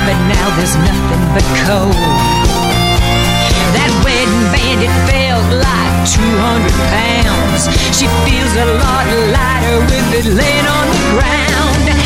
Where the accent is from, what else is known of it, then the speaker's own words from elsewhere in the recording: Atlanta, Georgia, United States; Where did you grow up? Atlanta.